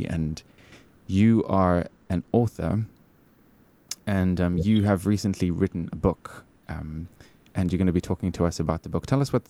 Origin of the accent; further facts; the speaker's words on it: South Africa; moved away; the longing for that country that we both come from.